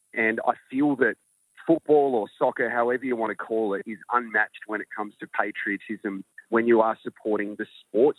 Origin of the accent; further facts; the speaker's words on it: Australia; I'm Australian